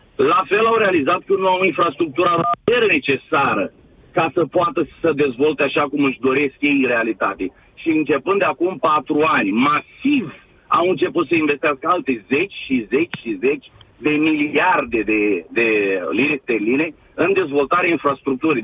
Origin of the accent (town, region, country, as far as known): Romania; now in United Kingdom